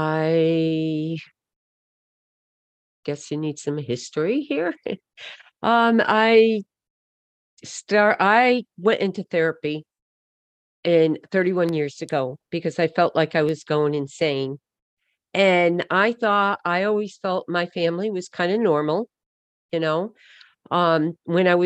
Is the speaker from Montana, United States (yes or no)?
no; Connecticut, United States; we grew up in Connecticut. That's where I live now